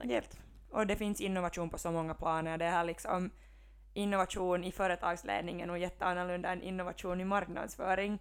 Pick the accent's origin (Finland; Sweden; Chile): Finland; Helsinki, Uusimaa; moved away as an adult; now in Vaasa, Finland; jag är ju från Helsingfors